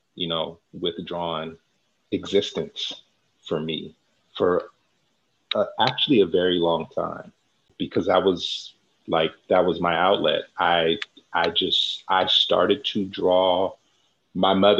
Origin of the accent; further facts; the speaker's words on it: San Francisco Bay Area, California, United States; raised right here in the San Francisco Bay Area